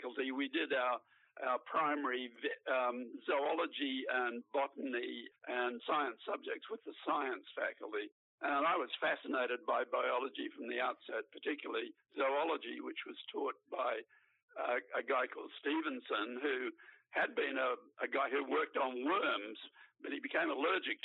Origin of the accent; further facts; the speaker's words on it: Brisbane, Queensland, Australia; I grew up in Queensland